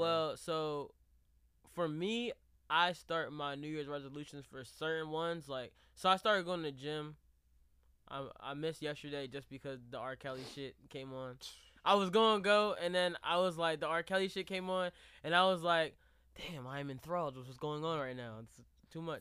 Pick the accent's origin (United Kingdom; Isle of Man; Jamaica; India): Jamaica; I'm really Jamaican